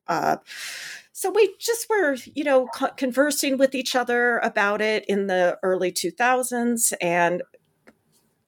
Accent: California, United States; moved away as an adult; now in Grinnell, United States; I'm a Californian by origin

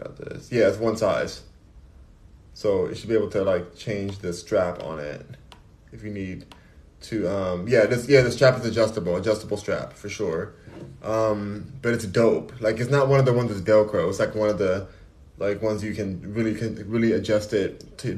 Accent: United States; I'm American.

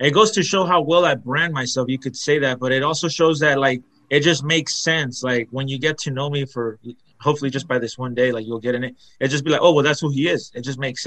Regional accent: La Mirada, California, United States; I was born in California, La Mirada.

